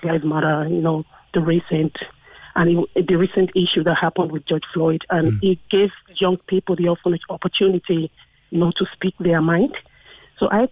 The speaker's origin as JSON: {"language": "English", "country": "Nigeria", "tie": "born or raised there", "moved": "yes", "lives_now": "Ireland", "said": "I grew up in Nigeria with a sense of pride"}